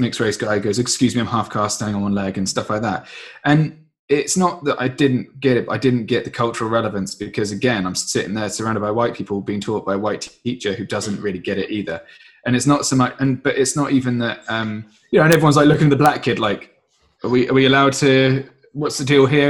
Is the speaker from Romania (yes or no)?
no; Surrey, South East England, United Kingdom; I got born in Surrey, and lived there for about well you know for 30 years really